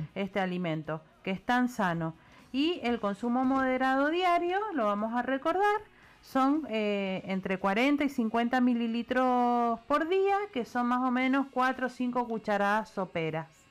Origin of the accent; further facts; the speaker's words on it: Patagonia, Argentina; now in Mendoza, Argentina; soy de la Patagonia y bueno, hace 30 años que vivo acá